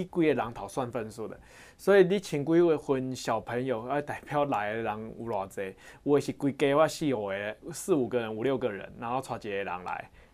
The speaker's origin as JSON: {"language": "Chinese", "country": "Taiwan", "said": "我们台湾人的那个品德教育"}